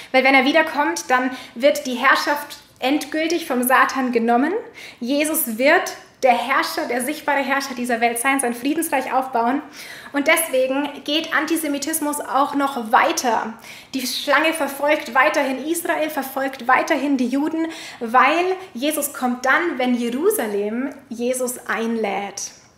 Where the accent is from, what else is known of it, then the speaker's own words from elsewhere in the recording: Germany; unserer Vergangenheit als Deutsche